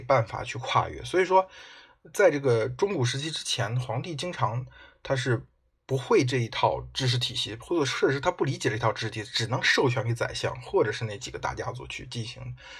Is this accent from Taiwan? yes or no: no; China; 我们中国人